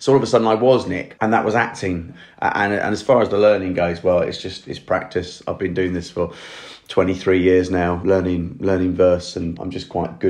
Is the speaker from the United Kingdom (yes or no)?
yes; Colchester, East of England, United Kingdom; also born or lived in Norwich / London; I feel very East Anglian. I grew up in near Colchester